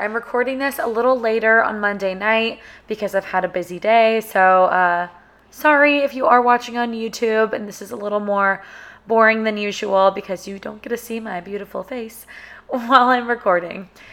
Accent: Sacramento, California, United States; moved away as an adult; now in Austin, United States; we grew up together in Sacramento

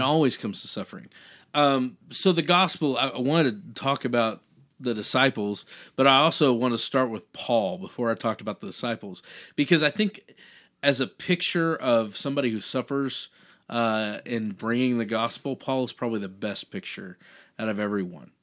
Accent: United States; being an American, being born in this country

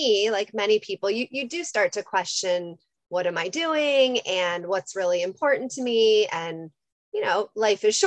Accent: Chicago, Illinois, United States; moved away as an adult; also born or lived in Washington, District of Columbia, United States / North Carolina; now in Los Angeles, United States; I'm from Chicago, grew up there, went to undergrad

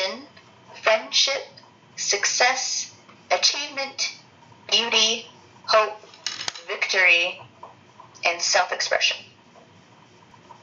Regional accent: United States; I'm an American

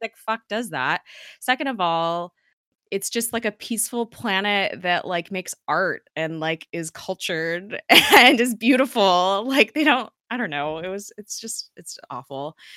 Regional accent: United States; us as American citizens

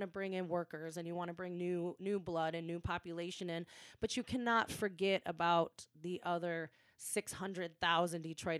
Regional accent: outside of Ann Arbor, Michigan, United States; I went to school at the University of Michigan here in Ann Arbor. I grew up outside of Ann Arbor

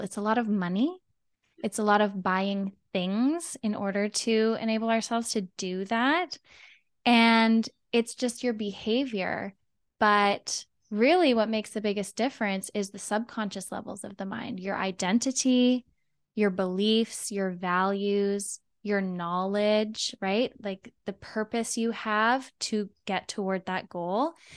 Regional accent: Canada; I am from Canada.

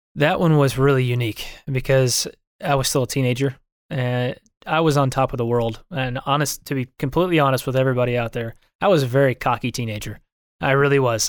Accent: Eatonton, Georgia, United States; also born or lived in Port Charlotte, Florida; now in Texas, United States; I was born in Port Charlotte, Florida, but grew up in a little town called Eatonton, Georgia

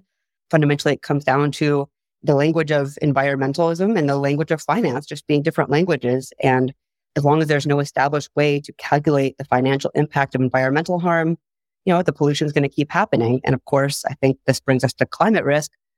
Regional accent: San Diego, California, United States; I am from San Diego

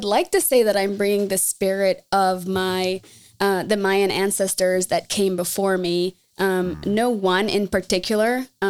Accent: Belize; So my first memory of community is making tamales in my home country of Belize.

